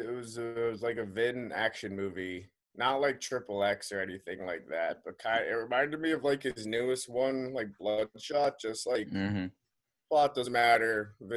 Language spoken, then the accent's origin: English; Long Island, New York, United States; moved away; I was back in my hometown in Long Island